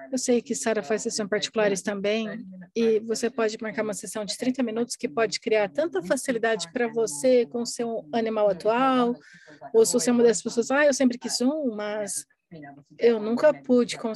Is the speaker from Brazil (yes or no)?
no; Australia; Portuguese is a second language; Sim, eu sou australiana, não se esqueça da U.